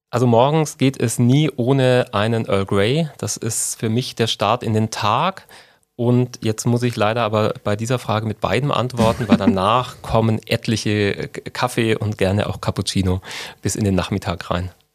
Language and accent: German; Unterallgäu, Bavaria, Germany; also born or lived in Mindelheim; now in Augsburg, Germany; meine Kindheit im Unterallgäu